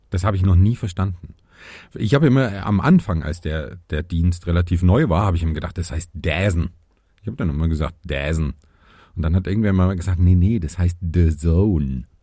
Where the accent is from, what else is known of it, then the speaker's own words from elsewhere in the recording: Lower Franconia, Bavaria, Germany; Ich komme aus Unterfranken.